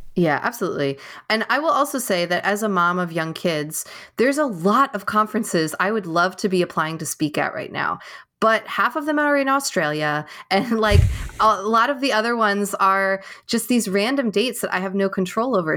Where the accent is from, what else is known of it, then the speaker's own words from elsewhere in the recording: New York, United States; now in California, United States; I am from New York, but I live in California